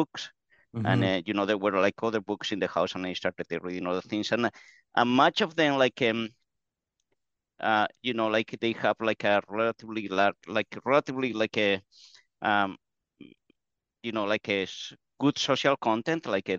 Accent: Basque Country, Spain; English is a second language; The only thing that was unusual about that is that at the time I was a kid, it was the Spanish transition, so there was a lot of conflicts

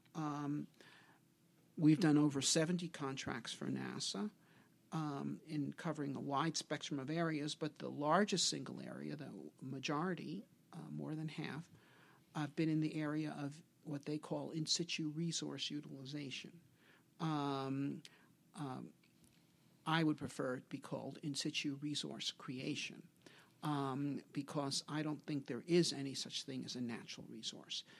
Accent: New York City, New York, United States; also born or lived in Long Island, New York; I was born in Brooklyn, and I spent, um, the first part of my childhood there. I went to high school on Long Island

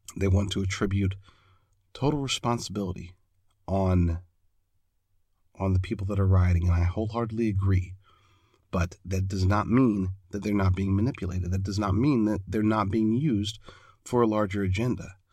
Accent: United States

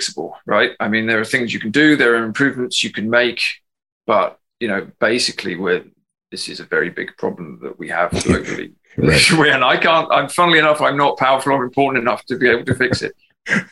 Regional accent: England, United Kingdom; moved away as an adult; now in Ireland; I'm English

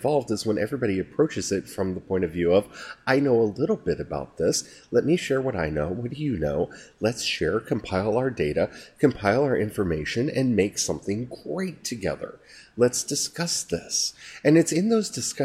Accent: United States; as an American

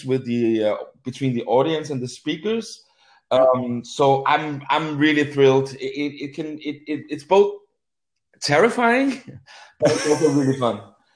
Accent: Copenhagen, Capital Region of Denmark, Denmark; I'm from Copenhagen

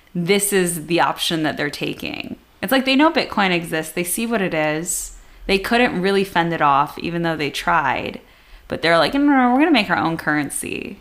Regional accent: United States; as an American

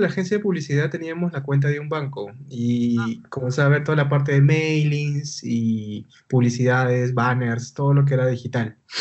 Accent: Lima, Peru; yo soy de Lima, Perú.

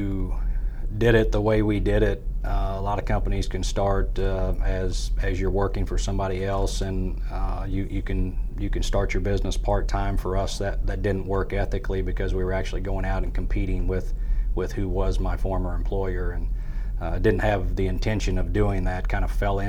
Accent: Farmington, Missouri, United States; now in Central Missouri, United States; I'm not from the Central Missouri area. I grew up in Farmington

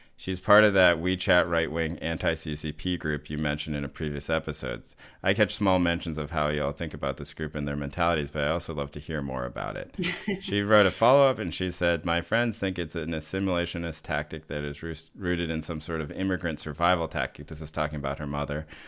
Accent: the South, United States; moved away; also born or lived in Boston; growing up in the South

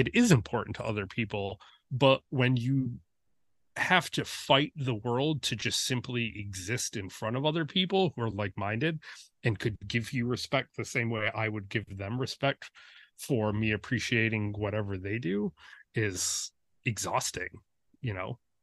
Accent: Detroit, Michigan, United States; growing up in Metro Detroit

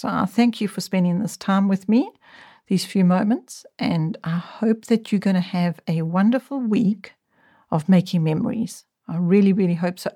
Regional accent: South Africa; television only came into our country when I was in my young adult years.

